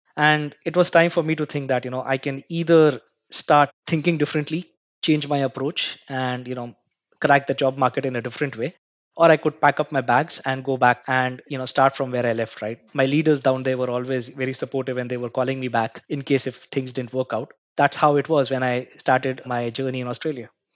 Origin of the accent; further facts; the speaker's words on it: Mumbai, Maharashtra, India; I was born and brought up in Mumbai. I hail from a country called India.